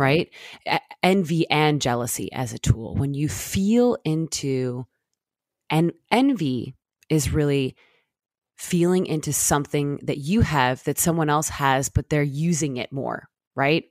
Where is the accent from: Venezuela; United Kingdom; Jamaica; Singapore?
Jamaica; now in United States; growing up in Jamaica